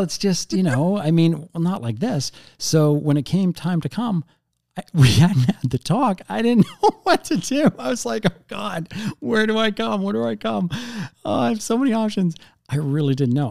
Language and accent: English; Canada; we're Canadian